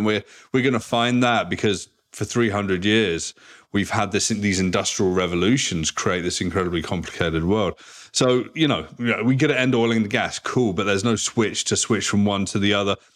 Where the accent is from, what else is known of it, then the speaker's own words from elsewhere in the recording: South West England, United Kingdom; moved away as an adult; also born or lived in Vancouver, Canada; now in Toronto, Canada; I grew up in a very small place in the southwest of England, four thousand people